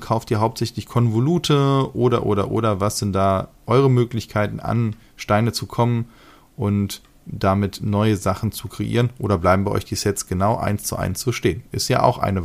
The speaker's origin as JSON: {"language": "German", "country": "Germany", "said": "Bei uns in Deutschland"}